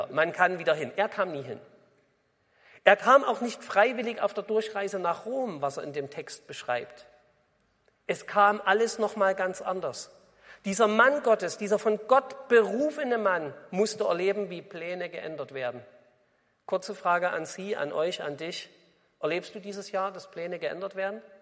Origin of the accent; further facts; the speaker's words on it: East Germany, Germany; Sie hören es ja vielleicht, ihr hört es ja vielleicht, ich komme aus dem Osten.